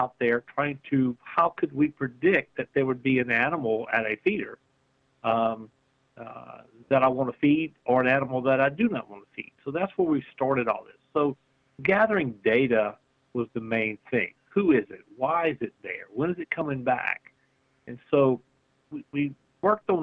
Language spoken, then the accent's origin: English; Louisiana, United States; we're from Louisiana